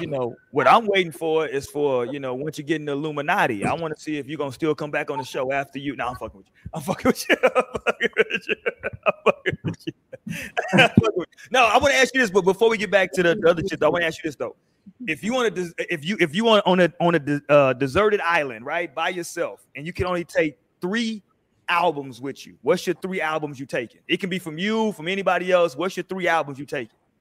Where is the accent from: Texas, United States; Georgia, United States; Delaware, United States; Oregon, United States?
Texas, United States; Houston; now in San Antonio, United States; I'm from Houston, living here now in the city in SA